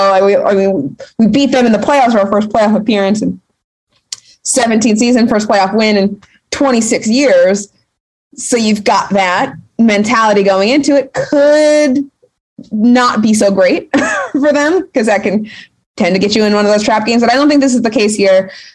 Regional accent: Cleveland, Ohio, United States; I'm from Cleveland

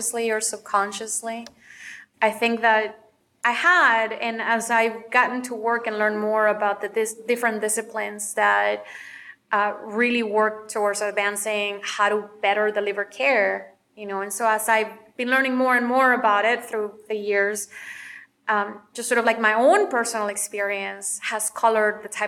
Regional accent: McAllen, Texas, United States; moved away as an adult; also born or lived in North Carolina; now in Chicago, United States; I was born in McAllen, Texas

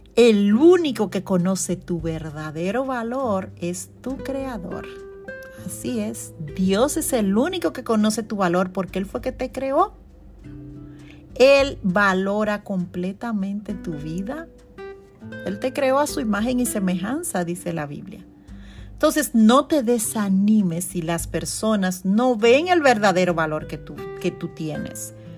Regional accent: Constanza, La Vega, Dominican Republic; now in New York, United States; en Dominicana, en mi, en mi pueblo natal, Constanza

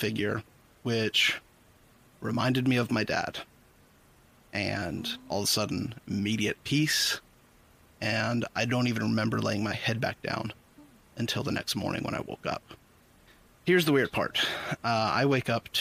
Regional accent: Henderson, Tennessee, United States; also born or lived in Jackson, Tennessee; my hometown of Henderson

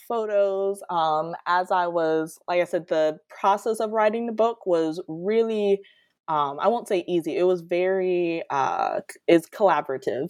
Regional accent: Detroit, Michigan, United States; moved away as an adult; now in Florida, United States; I'm originally from Detroit, Michigan

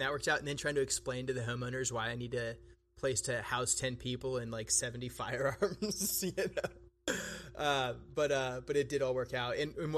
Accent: Texas, United States; I grew up in Texas in the United States.

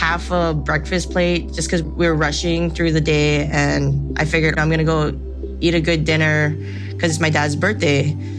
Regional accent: Kealakekua, Hawaii, United States; I'm from Kalakekua, Hawaii on the Big Island, which is South Kona.

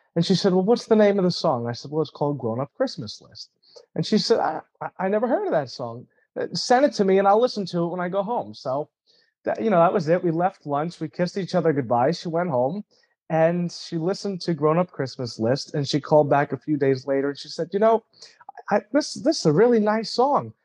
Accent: New York, United States; moved away as an adult; now in Florida, United States; I grew up in New York in a big, big Italian family

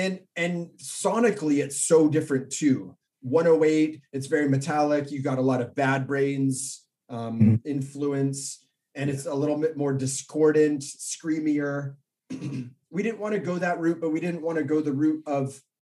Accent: Orange County, California, United States; I grew up here in Orange County

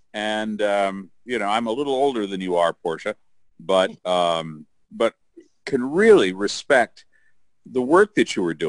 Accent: Michigan, United States; now in Iowa, United States; I'm originally from Michigan as well.

